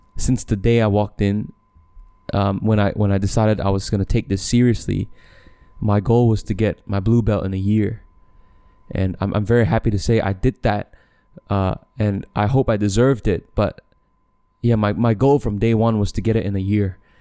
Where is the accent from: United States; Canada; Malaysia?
Malaysia; also born or lived in Australia; I'm, I'm from Malaysia